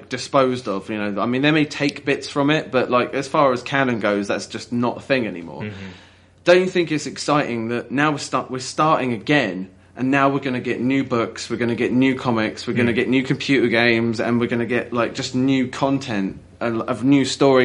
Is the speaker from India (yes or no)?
no; England, United Kingdom; being English